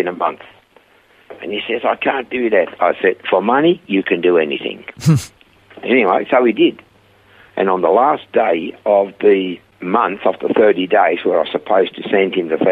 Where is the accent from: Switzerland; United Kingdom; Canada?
Switzerland; accent: heavy Swiss; English is a second language; moved away as an adult; also born or lived in Perth / Coffs Harbour; now in Australia; I had a heavy Swiss accent. And I said, from Switzerland.